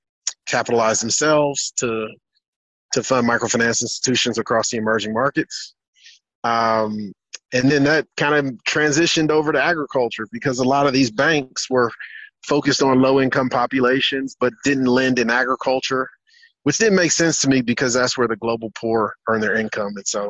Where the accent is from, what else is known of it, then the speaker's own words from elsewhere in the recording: United States; moved away as an adult; now in Africa; So I'm from the States. I'm from the U.S. I moved to the continent 6 years ago